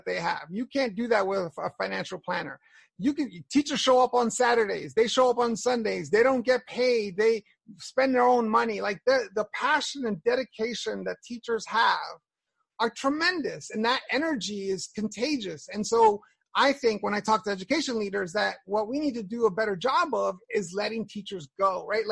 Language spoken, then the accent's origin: English; New York, United States; I grew up in Hell's Kitchen in a terrible community